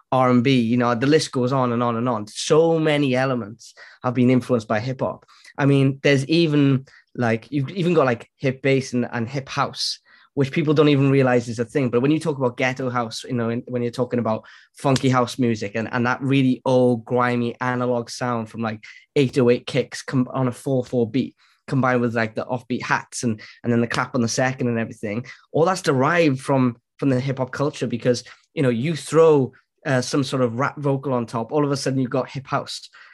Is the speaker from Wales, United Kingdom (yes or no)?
yes; Wales, United Kingdom; now in Cardiff, United Kingdom; I'm Welsh born and bred, man. Wales.